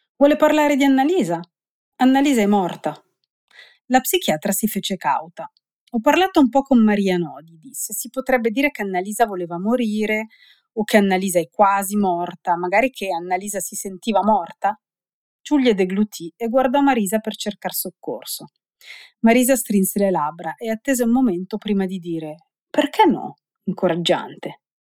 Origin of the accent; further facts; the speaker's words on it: Cavergno, Ticino, Switzerland; io sono cresciuta qui eh, a Cavernio in un ambiente popolare